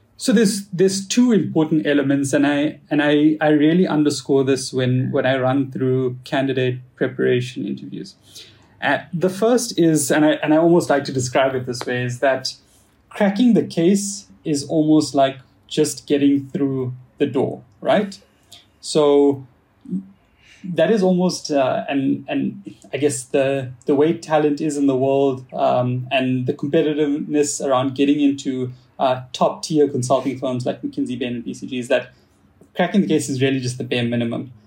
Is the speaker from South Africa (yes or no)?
yes; South Africa; accent: South African; moved away; I'm actually uh, 100% uh, born and bred in South Africa. Uh, so I have a little bit of that, or I guess I have a lot of that South African accent